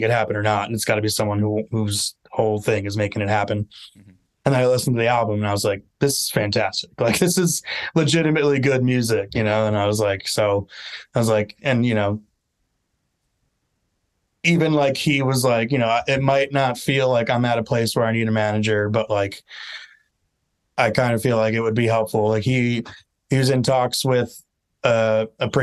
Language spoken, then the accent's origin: English; Long Island, New York, United States; I'm from Long Island